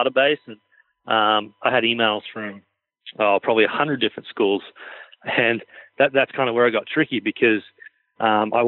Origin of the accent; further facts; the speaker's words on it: Australia; moved away as an adult; also born or lived in Oklahoma, United States; I pretty much played a lot of the sports growing up in Australia